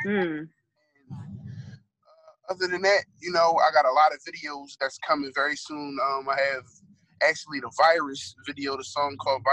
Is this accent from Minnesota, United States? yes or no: no; Philadelphia, Pennsylvania, United States; growing up in Philly